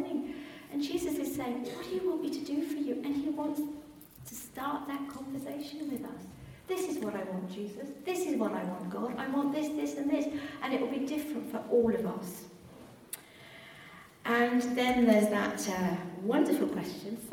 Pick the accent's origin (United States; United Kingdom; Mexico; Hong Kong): United Kingdom; England; We're very English